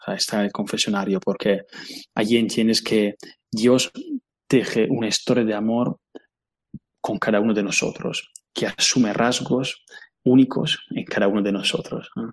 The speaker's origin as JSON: {"language": "Spanish", "country": "Italy", "second_language": "Spanish", "moved": "as an adult", "lives_now": "Spain", "said": "yo soy italiano"}